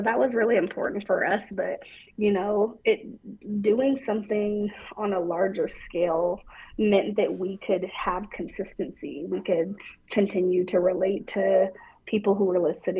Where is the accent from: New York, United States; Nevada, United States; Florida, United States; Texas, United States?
Nevada, United States; Reno; growing up and living in Reno